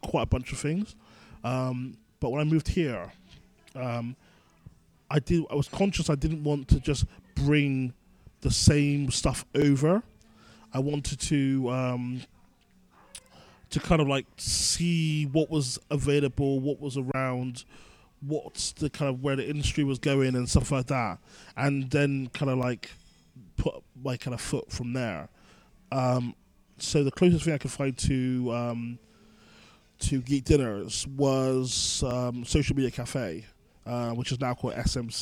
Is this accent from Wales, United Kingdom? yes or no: no; Bristol, South West England, United Kingdom; also born or lived in London; now in Manchester, United Kingdom; I'm originally from Bristol, and I moved to London, and I moved from London to Manchester.